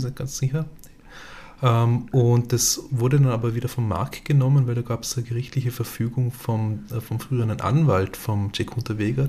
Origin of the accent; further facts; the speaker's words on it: Austria; bei uns in Österreich